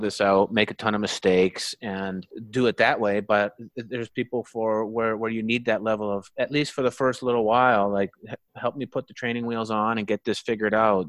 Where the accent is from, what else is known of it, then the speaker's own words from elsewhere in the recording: Truckee, California, United States; my hometown